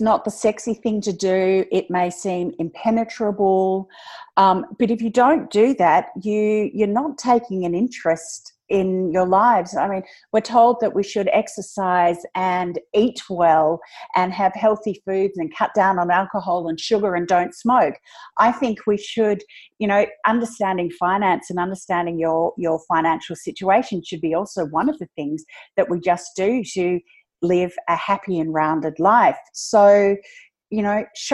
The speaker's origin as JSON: {"language": "English", "country": "Australia", "said": "I am Australian"}